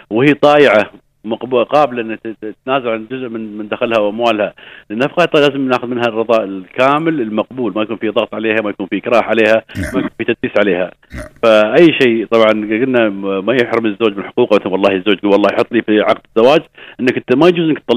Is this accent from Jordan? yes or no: no; United Arab Emirates; عندنا في الامارات